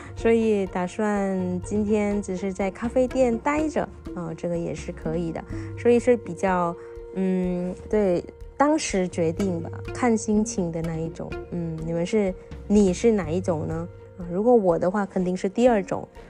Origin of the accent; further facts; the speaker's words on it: Indonesia; Chinese is a second language; moved away as an adult; also born or lived in Taiwan / Xiamen, China; 因为没想到在中国也能知道跟我家乡一模一样的美食